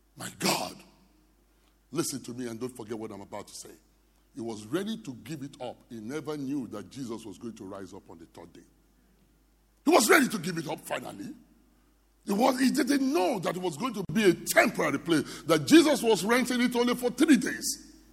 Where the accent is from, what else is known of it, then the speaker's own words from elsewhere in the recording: Nigeria; I'm from Nigeria.